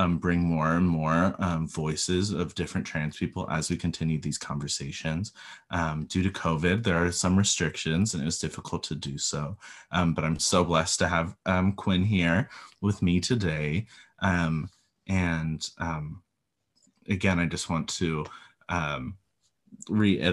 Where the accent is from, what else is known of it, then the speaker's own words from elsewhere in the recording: California, United States; I grew up in California in a very wealthy neighborhood, county